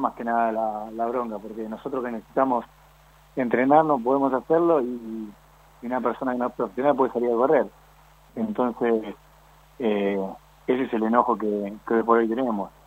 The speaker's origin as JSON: {"language": "Spanish", "region": "Buenos Aires", "country": "Argentina"}